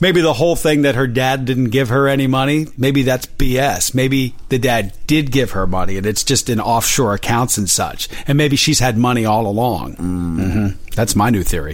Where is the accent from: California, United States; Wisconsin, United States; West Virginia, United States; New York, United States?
West Virginia, United States; now in Los Angeles, United States; I'm from West Virginia